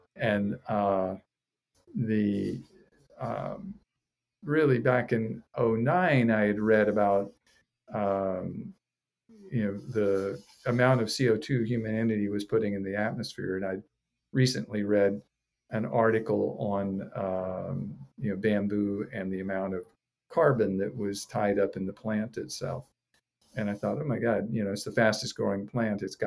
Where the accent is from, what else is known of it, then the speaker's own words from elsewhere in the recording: Florida, United States; moved away as an adult; now in Hawaii, United States; I'm from Florida originally, and I studied in Gainesville, University of Florida there.